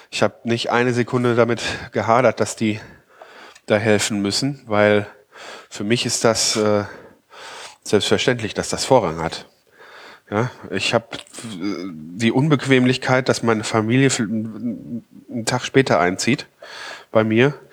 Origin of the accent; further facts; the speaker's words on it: North Rhine-Westphalia, Germany; Ausländeranteil insgesamt äh, nie, wesentlich niedriger ist als im Nordrhein-Westfalen, wo ich aufgewachsen bin.